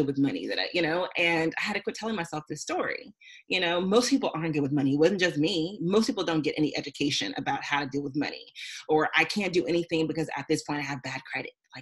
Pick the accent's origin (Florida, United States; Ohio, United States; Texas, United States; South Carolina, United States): Texas, United States; Houston; moved away as an adult; also born or lived in California; I grew up in Houston.